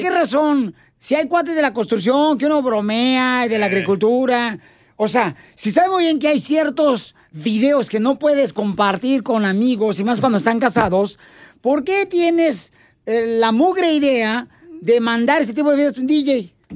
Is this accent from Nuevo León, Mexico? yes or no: no; Michoacán, Mexico; now in United States; yo soy de mi Michoacán